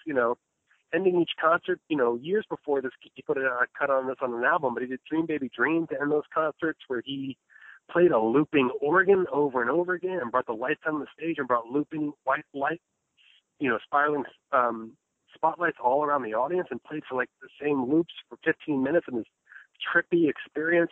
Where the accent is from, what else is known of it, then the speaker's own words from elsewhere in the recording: Red Bank, New Jersey, United States; moved away as an adult; now in Las Vegas, United States; from Bank, New Jersey originally, but I'm living uh, out here in Las Vegas, Nevada for the last eight years